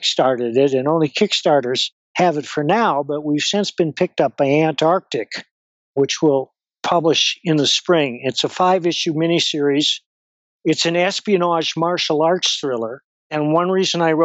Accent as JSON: {"language": "English", "town": "Madison", "region": "Wisconsin", "country": "United States", "tie": "born or raised there", "moved": "as an adult", "lives_now": "Colorado, United States", "said": "I was born in Madison, Wisconsin, and I lived there off and on through most of my life"}